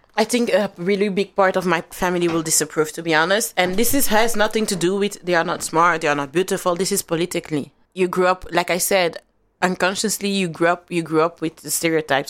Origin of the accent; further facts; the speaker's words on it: Flanders, Belgium; I grew up in a Flemish area